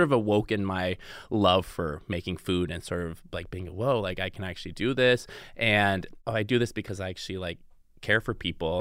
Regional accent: the Northwest, Pacific Northwest, United States; moved away as an adult; also born or lived in Seattle; now in Los Angeles, United States; I grew up in the Northwest

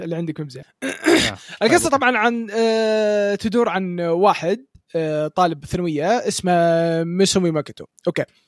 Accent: Saudi Arabia; عندنا في السعوديه

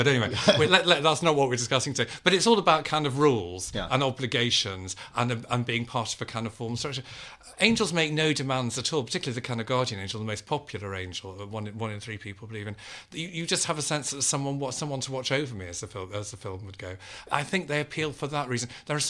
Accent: Liverpool, North West England, United Kingdom; One was my own upbringing, in that I was brought up Catholic in Liverpool, which is a very Catholic place.

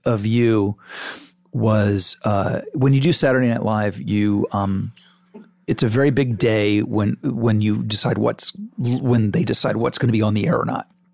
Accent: Malibu, California, United States; growing up in Mal, Malibu.

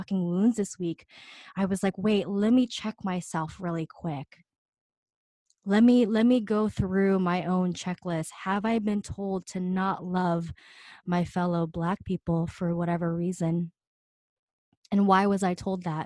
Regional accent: New York City, New York, United States; I'm from fucking Queens, Astoria.

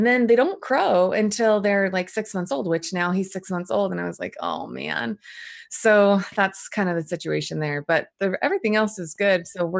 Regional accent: New Jersey, United States; now in Boise, United States; So I live in Boise, Idaho. So I actually grew up I was born in New Jersey. I'm the oldest of 10 kids.

